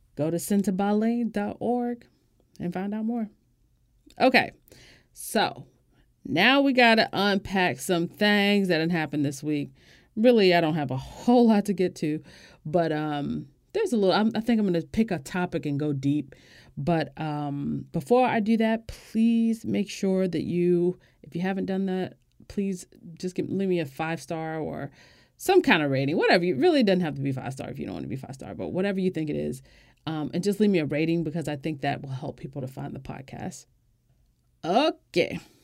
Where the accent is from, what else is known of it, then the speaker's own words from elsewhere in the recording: United States; As an American